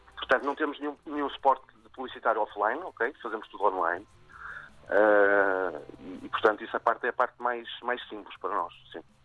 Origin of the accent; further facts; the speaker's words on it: Vila Nova de Famalicão, Norte, Portugal; Eu comecei com uma padaria em Famalicão, de onde sou e onde nasce o projeto